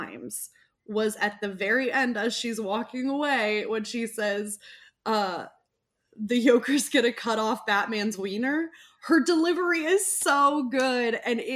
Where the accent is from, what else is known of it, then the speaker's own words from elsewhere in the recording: Ardmore, Oklahoma, United States; my hometown of Ardmore, Oklahoma